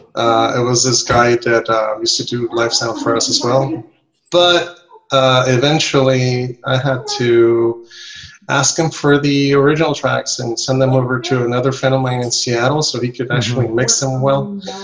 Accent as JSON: {"language": "English", "country": "Nicaragua", "tie": "born or raised there", "also_born_or_lived": "Costa Rica", "second_language": "English", "moved": "as an adult", "lives_now": "Mexico", "said": "I'm from Central America. I was born in, in Nicaragua. In, nice. Well, in Costa Rica actually, but raised in Nicaragua."}